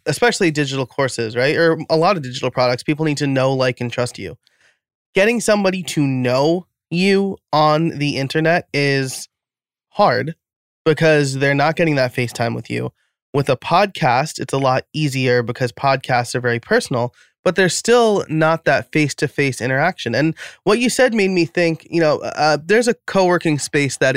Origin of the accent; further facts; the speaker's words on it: New York, United States; moved away as an adult; also born or lived in outside Philadelphia; now in Philadelphia area, United States; I'm living outside of Philadelphia now. I grew up in New York.